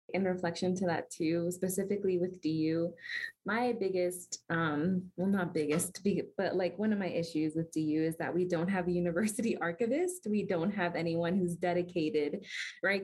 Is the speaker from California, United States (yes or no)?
no; Miami, Florida, United States; moved away as an adult; now in Denver, United States; I'm from Miami, I'm not from Denver originally